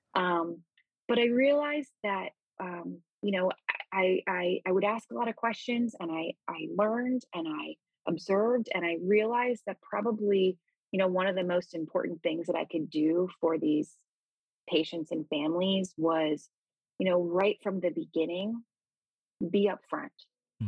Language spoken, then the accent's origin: English; Gaithersburg/Rockville area, Maryland, United States; I grew up in Maryland, uh, in a suburb right outside of Washington D.C., sort of the Gaithersburg, Rockville area